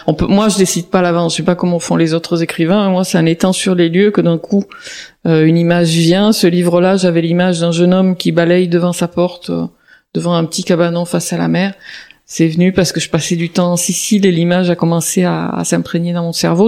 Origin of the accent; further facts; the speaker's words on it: Marseille, Provence-Alpes-Côte d'Azur, France; j'ai grandi à Marseille